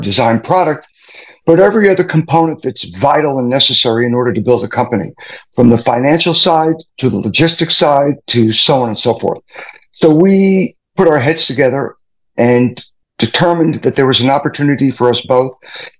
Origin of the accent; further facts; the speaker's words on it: New York, United States; now in Arizona, United States; I am originally from New York. We moved to Arizona in 1997